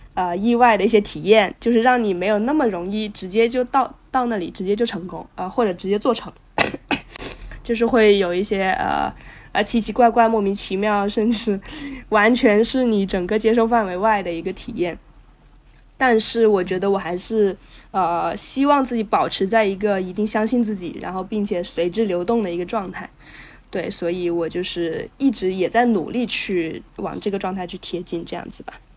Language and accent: Chinese; Guangzhou, Guangdong, China; moved away as an adult; also born or lived in Northwest China / Shenzhen; now in Shanghai, China; 我本来是广州人，然后，哎，我这个身份可能确实从一开始就比较复杂， 嗯就是我是从，呃，在西北长大的，然后，呃，幼年呢，就五岁之前也是在那边读过，然后在广州读的书，然后在深圳和上海，然后一直都有在工作